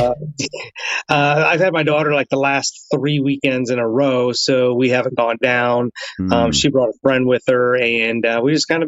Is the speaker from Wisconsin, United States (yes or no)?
no; near Cincinnati, Ohio, United States; I grew up near Cincinnati